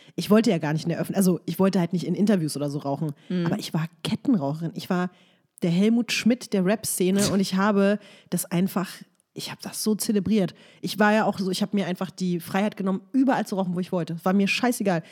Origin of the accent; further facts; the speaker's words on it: Berlin, Germany; in meiner Heimatstadt